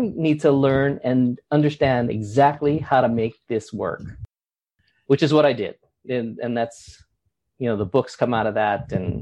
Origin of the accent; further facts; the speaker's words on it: Honolulu, Hawaii, United States; also born or lived in Los Angeles; I was born in Los Angeles, but I've been raised and grew up in Honolulu, Hawaii for 50 of my 55 years